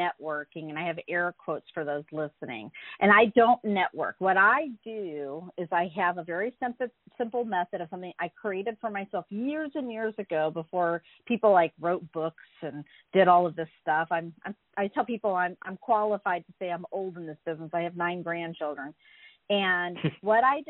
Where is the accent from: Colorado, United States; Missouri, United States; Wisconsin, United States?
Missouri, United States; St. Louis; moved away as an adult; also born or lived in San Francisco; I grew up in St. Louis, Missouri, and when I was 19, I got in a car by myself and drove to San Francisco